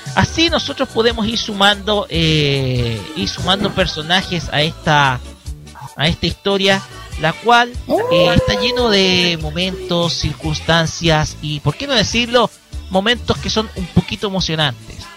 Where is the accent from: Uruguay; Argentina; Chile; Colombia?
Chile